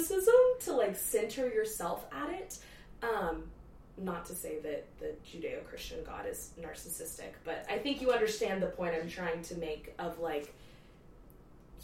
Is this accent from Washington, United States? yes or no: no; the Bible Belt, Texas, United States; we're in Texas growing up in the Bible Belt